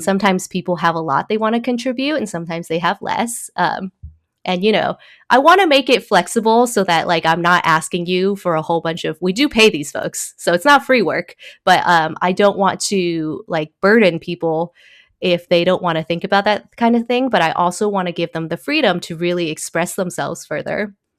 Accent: Taiwan; also born or lived in Originally from Taiwan; now in United States; I was born in Taiwan

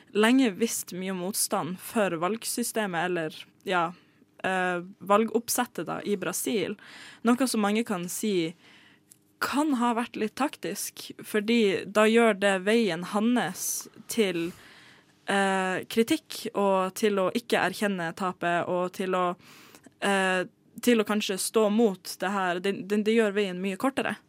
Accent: Tromsø, Troms, Norway; now in Oslo, Norway; jeg er jo ikke fra Oslo. Sånn. Jeg er fra Tromsø.

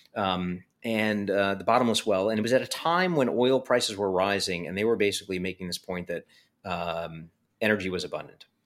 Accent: New York City, New York, United States; growing up in Coney Island

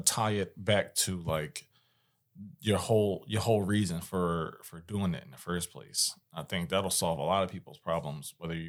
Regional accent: Philadelphia, Pennsylvania, United States; I'm from West Philly. They shut my spot.

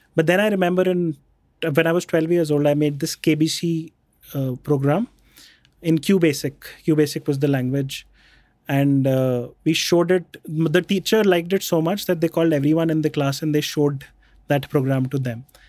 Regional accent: Jaipur, Rajasthan, India; also born or lived in Bikaner; we grew up in Jaipur. I was born in Bikaner.

